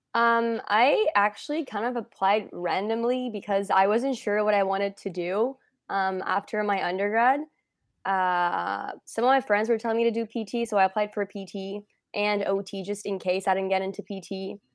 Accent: Montreal, Quebec, Canada; I am from, uh, Montreal-ish

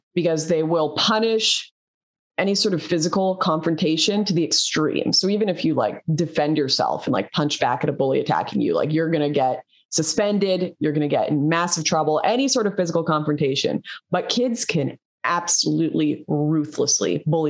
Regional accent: Canada; I'm Canadian

